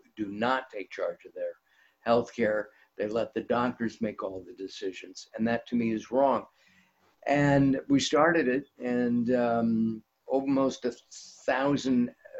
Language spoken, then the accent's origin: English; Los Angeles, California, United States; I grew up in the San Fernando Valley, which is part of Los Angeles.